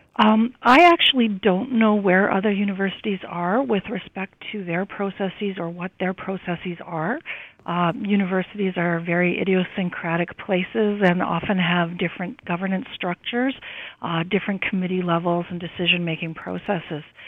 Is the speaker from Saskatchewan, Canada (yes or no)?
yes; Saskatoon, Saskatchewan, Canada; moved away; I was born in Saskatoon